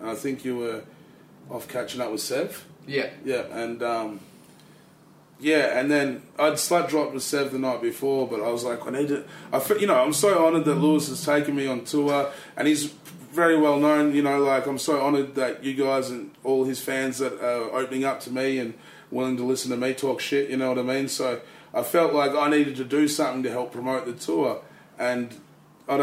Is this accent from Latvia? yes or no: no; Tasmania, Australia; moved away; also born or lived in United States; I was born in the States, but grew up in Tassie, and I've been back and forth.